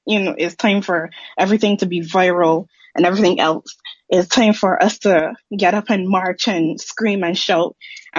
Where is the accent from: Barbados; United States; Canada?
Barbados; as a Barbadian, I'm from the Caribbean